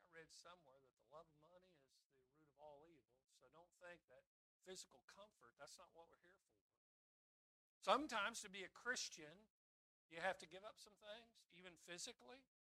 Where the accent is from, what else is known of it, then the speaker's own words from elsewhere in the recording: Kansas, United States; growing up in Kansas